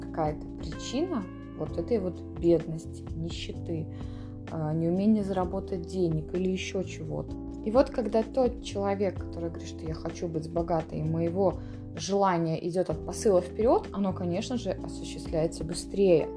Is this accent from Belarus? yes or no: yes; Borovukha, Vitebsk Region, Belarus; в Боровухе, в которой я выросла